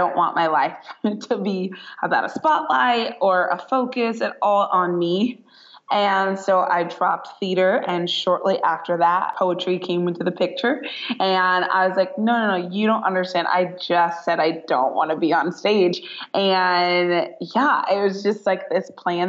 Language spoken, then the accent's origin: English; Northern California, United States; moved away as an adult; now in Southern California, United States; I am born and raised in Northern California